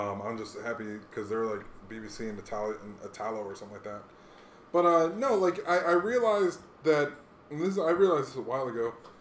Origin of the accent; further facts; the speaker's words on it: Hawaii, United States; moved away; I grew up in Hawaii